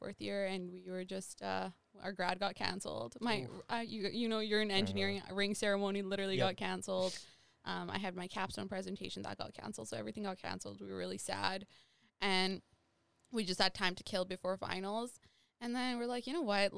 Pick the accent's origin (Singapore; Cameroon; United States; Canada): Canada; Saskatchewan; now in Winnipeg, Canada; I grew up in Sask